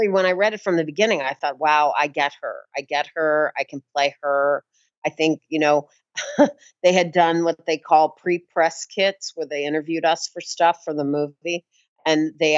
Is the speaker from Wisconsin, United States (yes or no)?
no; St. Louis, Missouri, United States; moved away as an adult; now in New York, United States; So St. Louis, Missouri, born and raised